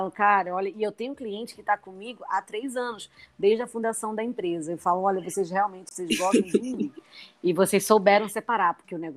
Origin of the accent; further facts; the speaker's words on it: Pernambuco, Brazil; É, eu sou, como eu falei, né, eu sou pernambucana e resolvi é, apostar no meu negócio aqui.